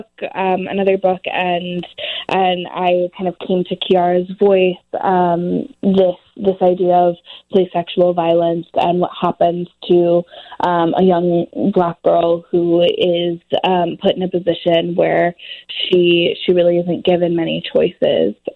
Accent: Oakland, California, United States; I was born and raised in Oakland. I still live here.

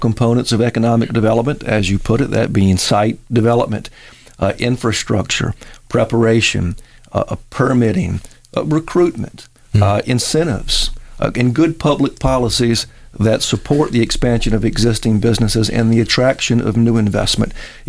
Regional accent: Mobile, Alabama, United States; Well, I come from four generations of Mobilians.

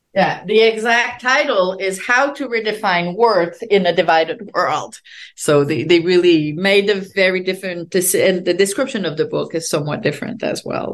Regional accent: Quebec, Canada; English is a second language; moved away as an adult; also born or lived in France; now in United States; I'm French Canadian and uh, I grew up during the peak of the uh, nationalist movement in Quebec

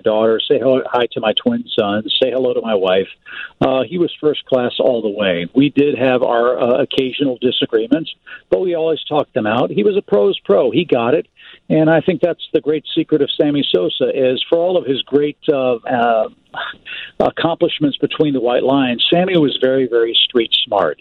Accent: St. Louis, Missouri, United States; moved away; I grew up in St. Louis

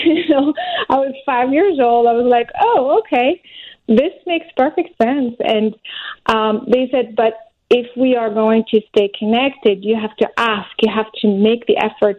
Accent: France; now in United States; I'm originally French, but I'm American now.

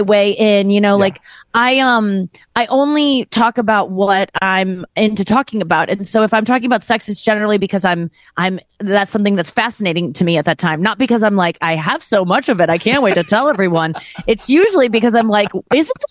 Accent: St. Louis, Missouri, United States; especially in the Midwest, I'm from St. Louis

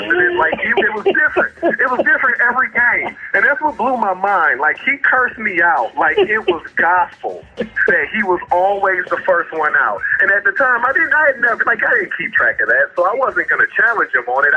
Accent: Cleveland, Ohio, United States; I'm from Cleveland

